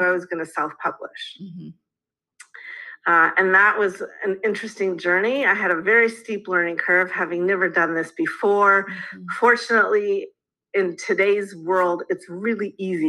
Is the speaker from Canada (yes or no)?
yes; Canada; being a Canadian